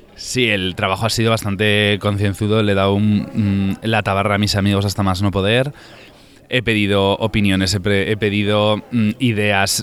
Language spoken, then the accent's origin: Spanish; Tafalla, Navarre, Spain; yo soy de Tafalla, de Navarra